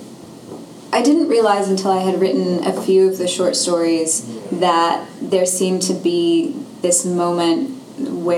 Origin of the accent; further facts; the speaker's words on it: London, United Kingdom; moved away; I grew up in London